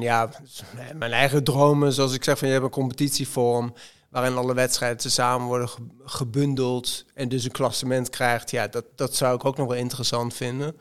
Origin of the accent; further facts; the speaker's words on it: Zwolle, Overijssel, Netherlands; ik kom uit Zwolle. Ik, ben, ik ben blauwvinger.